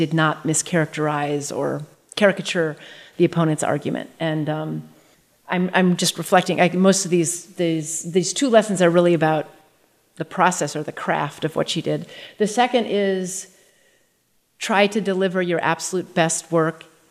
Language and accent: English; North Dakota, United States; moved away; growing up in North Dakota. It was a fantastic childhood